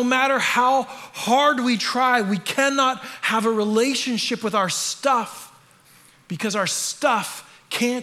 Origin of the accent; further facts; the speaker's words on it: Canada; moved away; I am Canadian, so I say that word weird